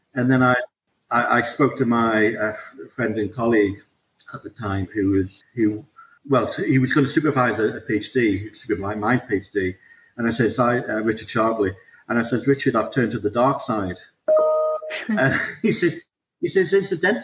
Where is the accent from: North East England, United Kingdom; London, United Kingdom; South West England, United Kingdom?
North East England, United Kingdom; Newcastle upon Tyne; accent: Geordie; as a Geordie, I'm from the northeast of England and Newcastle